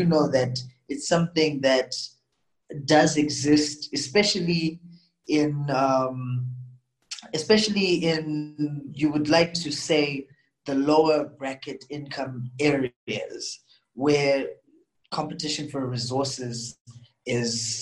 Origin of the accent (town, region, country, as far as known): Zimbabwe; now in Johannesburg, South Africa